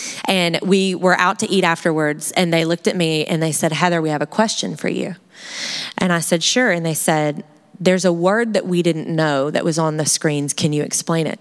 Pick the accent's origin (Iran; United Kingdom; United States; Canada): United States; as an American girl